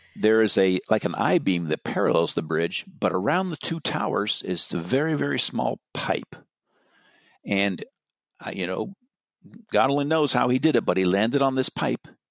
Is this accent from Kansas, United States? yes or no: no; Marin County, California, United States; I'm from Marin